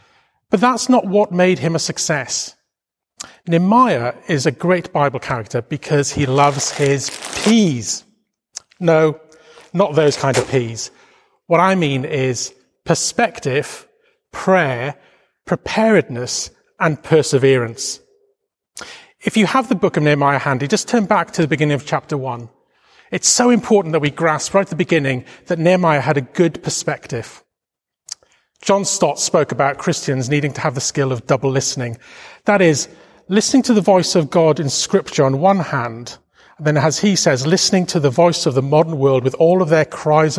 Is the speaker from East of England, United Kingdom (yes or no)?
no; Wales, United Kingdom; now in London, United Kingdom; Now, you may not realize this from my accent, but I'm a proud Welshman. And I've lived in London most of my life by this time, but I still call Wales home.